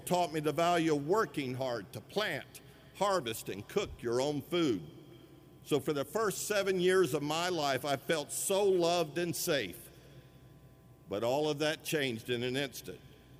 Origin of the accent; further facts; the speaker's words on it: Sweetwater, Tennessee, United States; I was born in 1962 in Sweetwater, Tennessee, and the first 7 years of my life were truly wonderful.